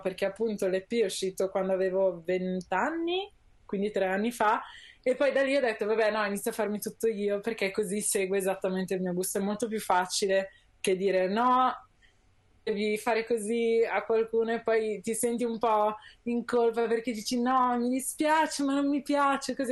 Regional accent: Milan, Lombardy, Italy; io sono nata a Milano, sono cresciuta a Milano

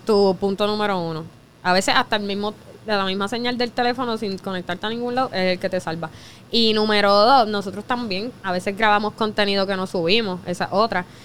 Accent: Vega Baja, Puerto Rico; nosotros somos de Vega Baja también

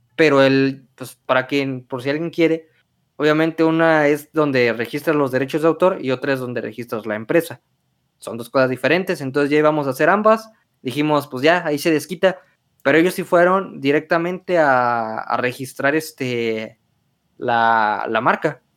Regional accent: Michoacán, Mexico; Somos de Michoacán

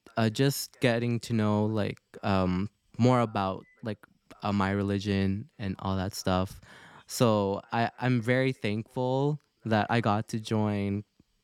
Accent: Canada; also born or lived in Philippines; growing up in Canada, since I was 6 years old, I did not know, or I still hear Tagalog at home

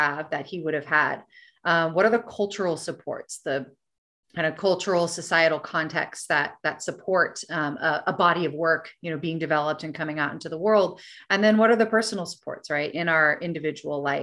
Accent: United States; as an American woman

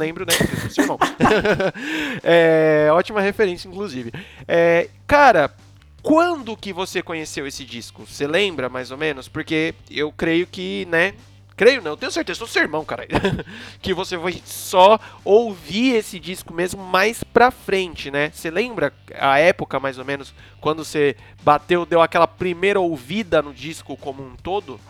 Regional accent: Brazil; somos brasileiros

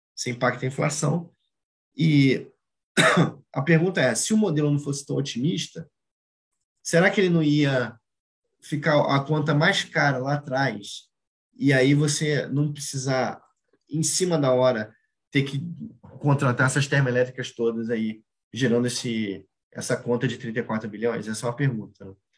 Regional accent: Brazil; a nossa vida como brasileiro

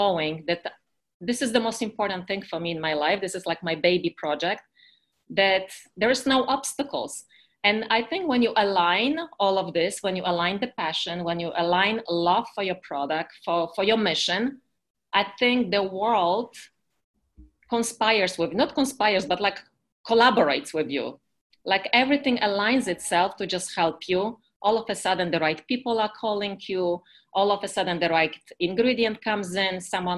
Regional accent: Poland; accent: Eastern European; English is a second language; now in United States; I'm from Poland originally. I've been living in America for the past 30 years

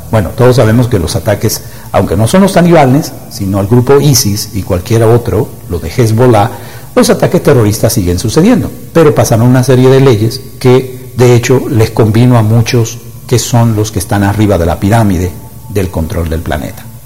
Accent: Dominican Republic; yo soy de República Dominicana, una isla del Caribe la isla del merengue y de la bachata.

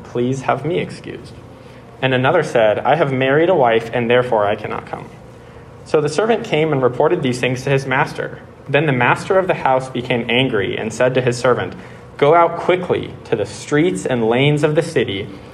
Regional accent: Bay Area, California, United States; I'm from the Bay Area, California

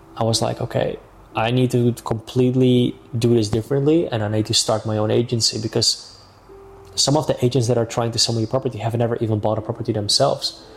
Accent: Amsterdam, North Holland, Netherlands; moved away as an adult; now in Marbella, Spain; I am originally from Amsterdam, mm-hmm. Netherlands.

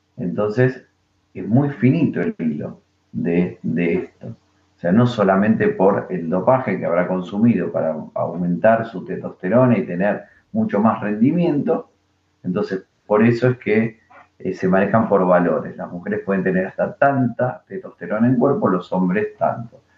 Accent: Argentina

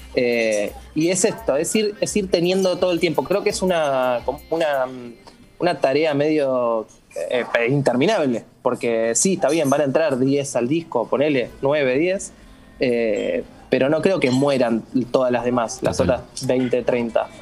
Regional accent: General San Martín, Buenos Aires Province, Argentina; yo soy de San Martín de casi al fondo

